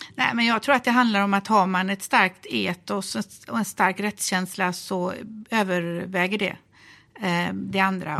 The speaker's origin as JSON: {"language": "Swedish", "town": "Gothenburg", "region": "Västra Götaland", "country": "Sweden", "said": "jag är ju från Göteborg"}